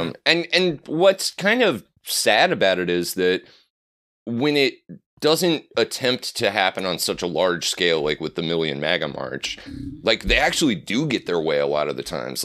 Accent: Nebraska, United States; I'm from the Great Plains, but to me, you know, I, I grew up in Nebraska

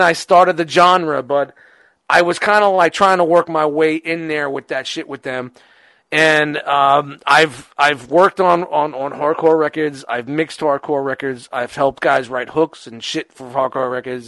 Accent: New York City, New York, United States; I grew up in Brooklyn

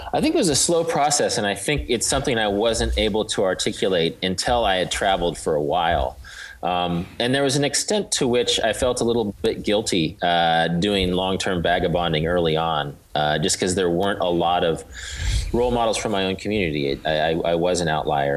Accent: Wichita, Kansas, United States; I'm from Kansas. I grew up in Wichita, which is uh, sort of an industrial town of about 300,000 in south central part of the state.

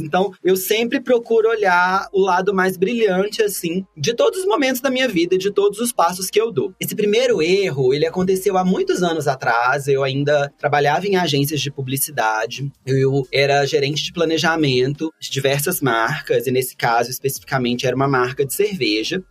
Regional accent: Brazil; a gente é brasileiro

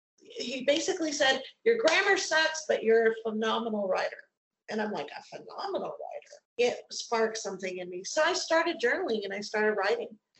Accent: Colorado, United States; moved away as an adult; Originally, I'm from Colorado. I was born and raised there.

